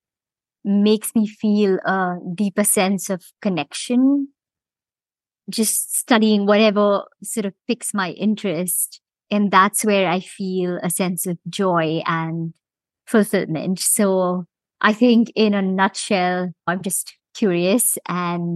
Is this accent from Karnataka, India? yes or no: no; Mumbai, Maharashtra, India; moved away as an adult; also born or lived in Rochester, New York / Bermuda / London; now in Cayman Islands; I was born and raised in Bombay, India, and spent most of my growing years there.